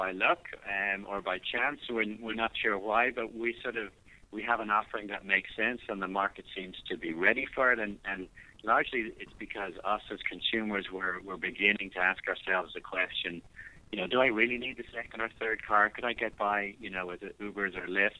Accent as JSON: {"language": "English", "country": "Ireland", "moved": "as an adult", "lives_now": "United States", "said": "I don't know if you can still hear the accent, but I'm from Ireland originally"}